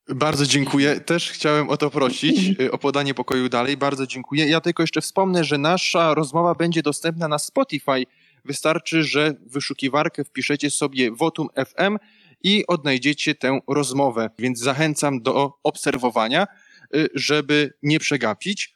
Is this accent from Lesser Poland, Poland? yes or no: no; Opole Voivodeship, Poland; ja pochodzę z Opolszczyzny